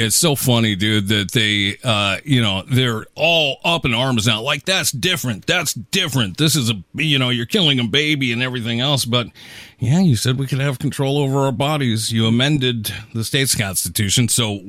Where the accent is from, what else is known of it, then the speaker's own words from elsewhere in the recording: Seattle, Washington, United States; In the 90s, growing up in Seattle